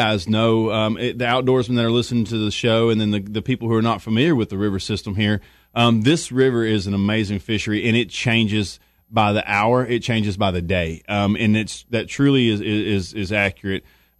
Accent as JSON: {"language": "English", "region": "Texas", "country": "United States", "said": "You know, I'm from Texas, and right now you wake up and it's about 100"}